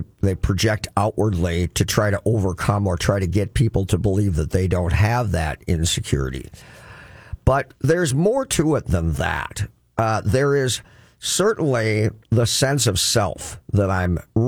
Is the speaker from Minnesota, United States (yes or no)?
yes; Crookston, Minnesota, United States; I grew up in Crookston, Minnesota, and that's flat farmland as far as you can see